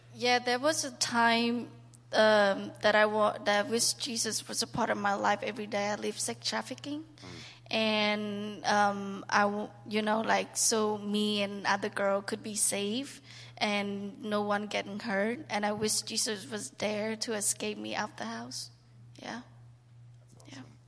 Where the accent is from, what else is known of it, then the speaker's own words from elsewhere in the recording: Cambodia; moved away; I was born and raised in Cambodia